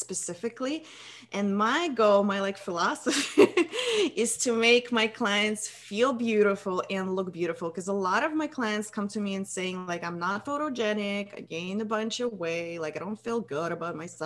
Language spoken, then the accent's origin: English; Russia; moved away as an adult; now in United States; I'm from Russia originally.